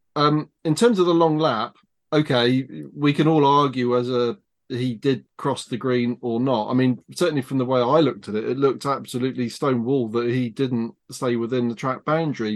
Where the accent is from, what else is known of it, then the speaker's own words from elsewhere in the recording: United Kingdom; I'm British